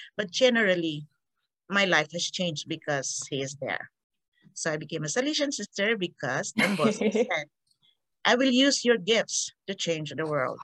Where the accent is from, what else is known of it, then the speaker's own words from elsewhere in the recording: Victorias, Negros Occidental, Philippines; moved away; also born or lived in Iloilo, Panay; I'm from a, uh, a um, not really tiny, in an island of Panay, Iloilo. Um, but I didn't grow up there. My parent, my father was looking for a job and he got the, the idea of going to Negros Occidental. So my family transferred to Negros Occidental and we landed in, we settled in Victoria's Negros Occidental